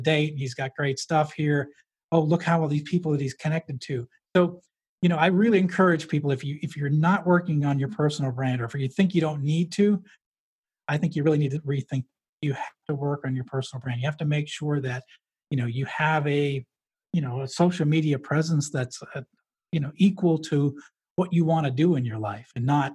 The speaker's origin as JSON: {"language": "English", "region": "New Hampshire", "country": "United States", "tie": "born or raised there", "said": "I grew up in New Hampshire."}